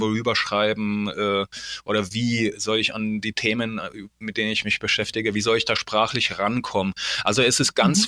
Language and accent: German; Poland; moved away; wir kommen ja aus Polen